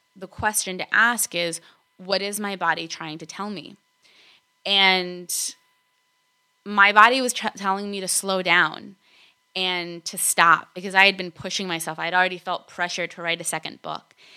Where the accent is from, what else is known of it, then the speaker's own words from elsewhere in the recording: Argentina; also born or lived in California / East Coast, United States; now in United States; I was born in Argentina